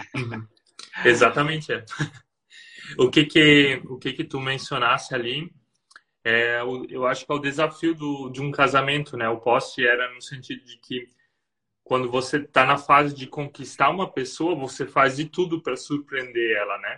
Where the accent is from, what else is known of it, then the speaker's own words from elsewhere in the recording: Blumenau region, Santa Catarina, Brazil; moved away as an adult; also born or lived in Germany; now in Rio dos Cedros, Brazil; Eu sou do Sul, é. Nós somos da região de Blumenau, Santa Catarina